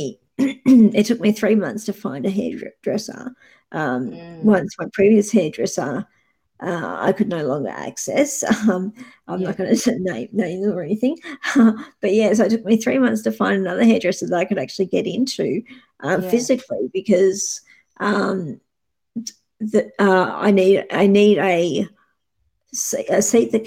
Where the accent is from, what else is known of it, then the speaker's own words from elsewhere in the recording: Geelong, Victoria, Australia; I'm from Geelong